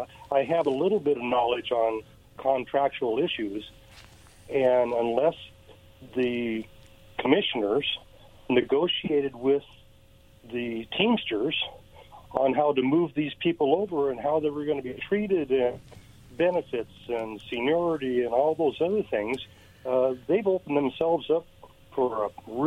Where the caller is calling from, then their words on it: Kennewick, Washington, United States; This is … from Kennewick.